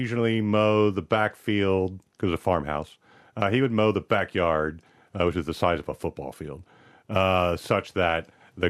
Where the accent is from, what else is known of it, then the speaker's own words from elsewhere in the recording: East Coast of the United States, United States; now in Australia; I grew up on the East Coast of the United States